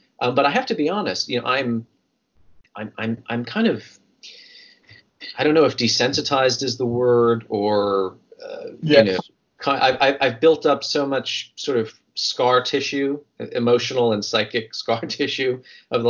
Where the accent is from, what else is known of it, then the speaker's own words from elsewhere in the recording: New York City, New York, United States; as a New Yorker